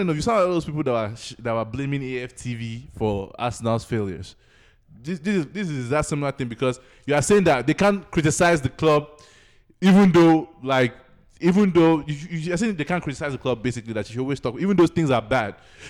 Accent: Nigeria; At the end of the day, I'm still a Nigerian.

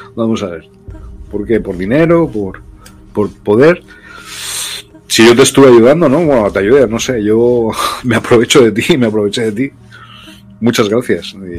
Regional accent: Loja, Andalusia, Spain; moved away as an adult; also born or lived in Brazil; mi pueblo, donde yo nací, en Loja, en Granada, en Andalucía, aquí en España

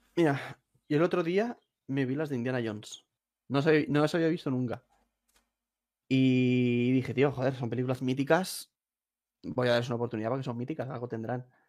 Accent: a town near Valencia, Valencian Community, Spain; yo no soy de Valencia ciudad, soy de un pueblo

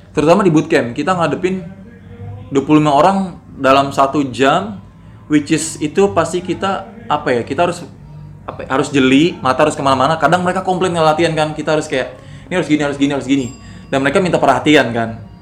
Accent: Indonesia; also born or lived in Bali

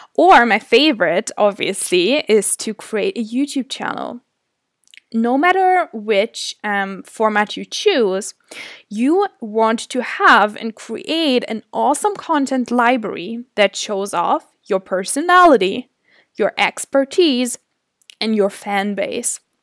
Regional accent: Germany; was born and raised in Germany, in a really small town.

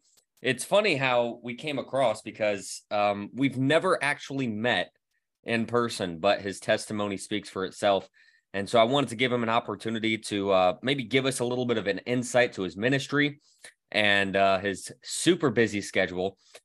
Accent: Scranton, Pennsylvania, United States; I was born in Scranton, and so I'm sort of familiar with Eastern Pennsylvania.

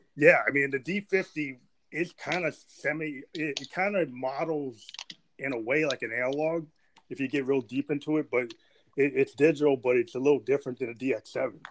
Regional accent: United States; I'm American

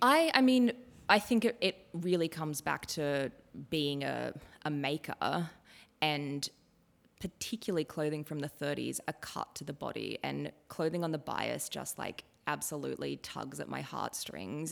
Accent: Ballina, New South Wales, Australia; moved away; I grew up in Ballina, which is really close to Byron Bay

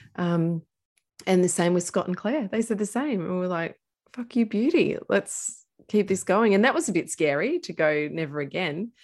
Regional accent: Castlemaine, Victoria, Australia; I grew up in central Victoria in a place called Castle Main

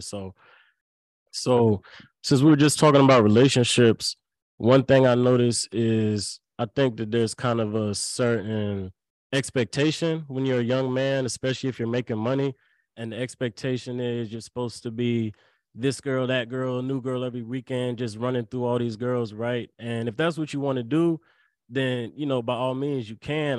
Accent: Lynchburg, Virginia, United States; I went to a small school, uh, called University of Lynchburg right in my hometown

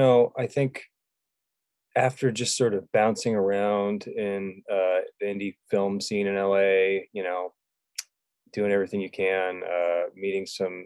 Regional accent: England, United Kingdom; also born or lived in California; Well, I grew up in England. Parents are English, and we kind of went back and forth a lot, and then we settled in California, Northern California.

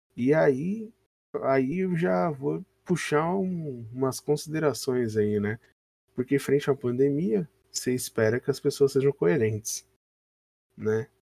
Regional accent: São Paulo, Brazil; a gente é de São Paulo

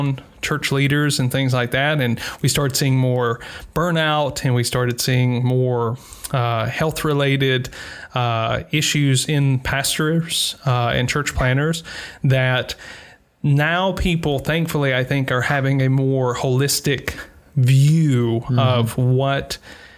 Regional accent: Bible Belt, Mississippi, United States; moved away as an adult; now in Iceland; growing up in the Bible Belt

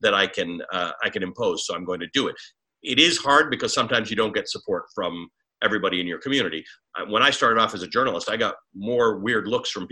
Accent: Canada; also born or lived in Kenya; now in United States; I'm a Kenyan-born Muslim who grew up in Canada.

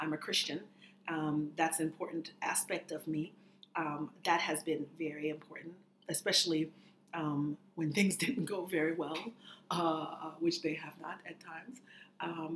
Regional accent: Boston, Massachusetts, United States; I'm actually the children of immigrants. I was born in Boston.

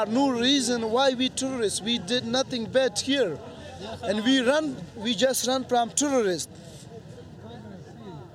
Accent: Afghanistan; English is a second language; moved away as an adult; now in Serbia; I'm from Afghanistan

